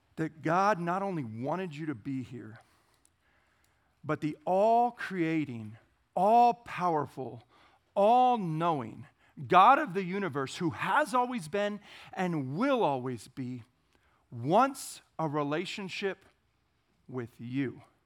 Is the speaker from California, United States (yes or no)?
yes; Lodi, California, United States; moved away as an adult; now in Queen Creek, United States; I grew up in a little farming town in Northern California known as Lodi.